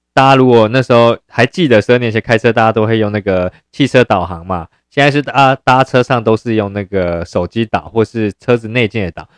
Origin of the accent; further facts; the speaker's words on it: Yilan County, Taiwan; 像我们是宜兰人嘛， 像东山河啊， 像罗东运动公园啊